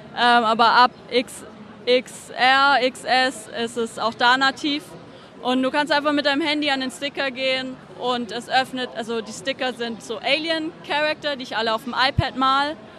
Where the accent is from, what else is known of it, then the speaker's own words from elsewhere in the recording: Stuttgart, Baden-Württemberg, Germany; now in Zurich, Switzerland; es ist halt Stuttgart. das ist meine Heimatstadt